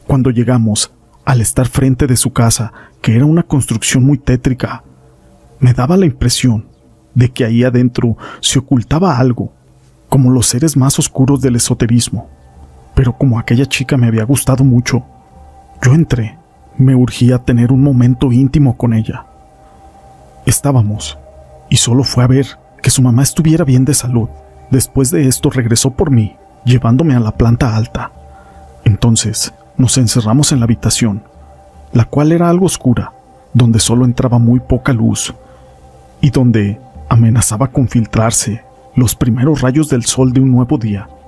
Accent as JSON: {"language": "Spanish", "town": "Tampico Alto", "region": "Veracruz", "country": "Mexico", "tie": "born or raised there", "said": "Como yo soy de Tampico Alto, me iba desde el viernes y me regresaba a mi pueblo hasta el domingo por la noche."}